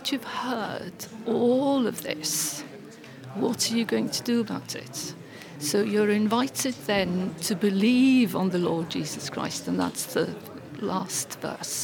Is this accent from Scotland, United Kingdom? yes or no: no; Anglesey, Wales, United Kingdom; moved away as an adult; also born or lived in Aberystwyth; I was growing up in Anglesey